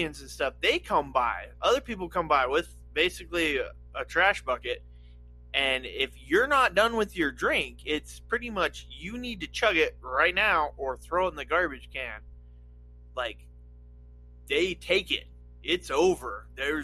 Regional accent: Nevada, United States; I grew up in Nevada

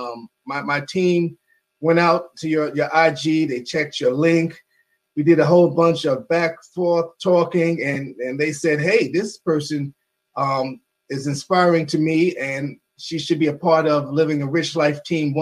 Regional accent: New York City, New York, United States; I'm a native New Yorker

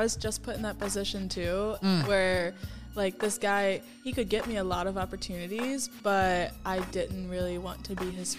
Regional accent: the South, United States; you know, because I'm from the South. That's not me.

